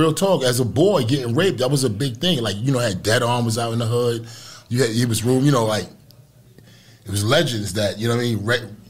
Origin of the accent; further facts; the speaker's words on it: New York City, New York, United States; now in Florida, United States; I was born in Brownsville, December 4th, 1971. And although I've been far removed from it, living in Florida